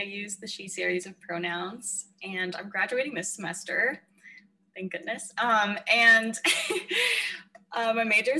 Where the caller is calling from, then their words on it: California, United States; I'm calling in from California, and right now I'm working on getting through this semester.